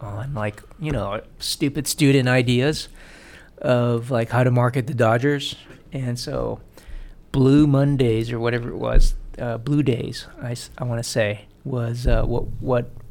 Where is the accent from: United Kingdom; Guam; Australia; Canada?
Guam; growing up on Guam